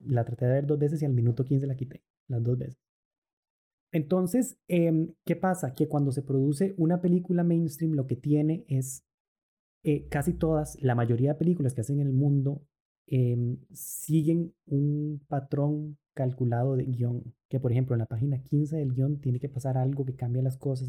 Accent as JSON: {"language": "Spanish", "country": "Costa Rica", "also_born_or_lived": "Argentina", "said": "nuestro país, en Costa Rica"}